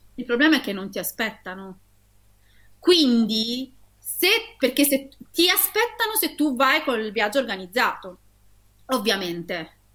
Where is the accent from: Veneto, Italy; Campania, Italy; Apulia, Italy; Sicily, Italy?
Apulia, Italy; Taranto; io che sono nata e cresciuta a Taranto